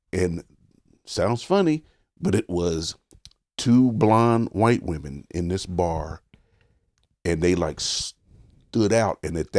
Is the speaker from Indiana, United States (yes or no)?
yes; Richmond, Indiana, United States; I was like that for a long time because I'm from Richmond, Indiana. Mm-hmm. We had really bad racial issues.